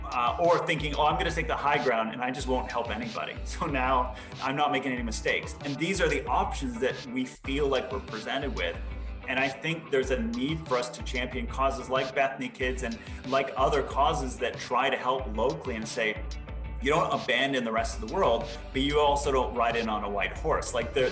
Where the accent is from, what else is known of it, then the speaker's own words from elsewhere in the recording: Canada; moved away as an adult; also born or lived in Middle East; I am Canadian, but I just moved here last year. So the last 8 years of my life, I've been living in the Middle East.